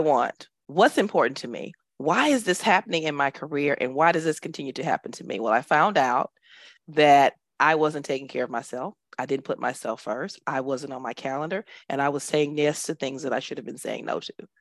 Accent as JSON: {"language": "English", "town": "Dallas", "region": "Texas", "country": "United States", "tie": "born or raised there", "moved": "as an adult", "lives_now": "United Arab Emirates", "said": "I am originally from Dallas, Texas, born and raised"}